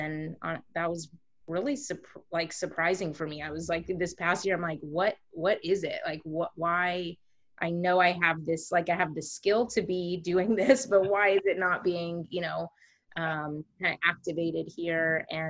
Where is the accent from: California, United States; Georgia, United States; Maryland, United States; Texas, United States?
Texas, United States; Houston; moved away as an adult; also born or lived in Chicago area; now in Chicago, United States; We are living, we grew up in the Houston area, but now we are living in the Chicago area. And we moved out here a couple of years ago.